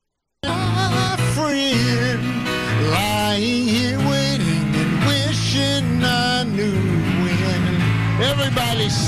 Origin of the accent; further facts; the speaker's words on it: Tennessee, United States; I'm from Tennessee